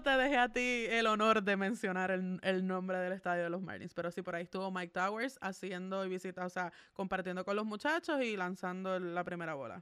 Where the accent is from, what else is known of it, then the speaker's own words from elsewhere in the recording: Puerto Rico; como puertorriqueña